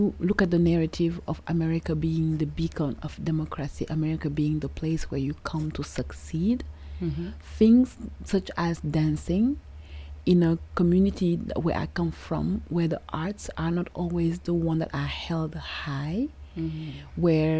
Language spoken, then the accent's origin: English; Senegal; moved away as an adult; now in United States; growing up in Senegal